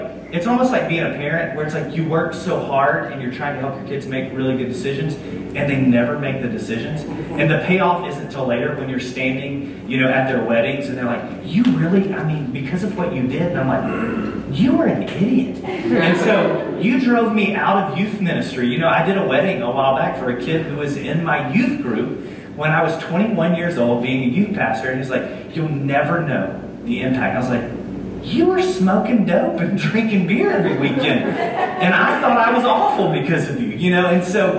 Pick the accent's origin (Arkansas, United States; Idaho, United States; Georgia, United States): Georgia, United States; Dublin; moved away; I'm from South Georgia, a little town called Dublin, Georgia